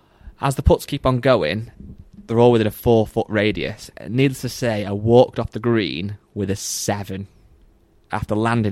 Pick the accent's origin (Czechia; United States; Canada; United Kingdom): United Kingdom; England; I'm from England